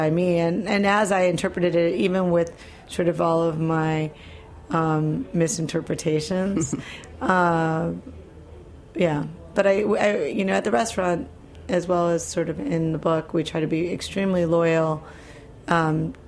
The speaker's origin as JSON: {"language": "English", "region": "Midwest", "country": "United States", "tie": "born or raised there", "said": "I grew up in the Midwest. My parents are from Argentina"}